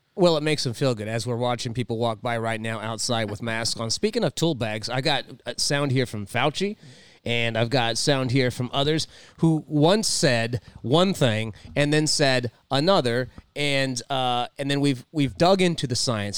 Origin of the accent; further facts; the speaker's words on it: Louisiana, United States; I was born in the South. I was born in Louisiana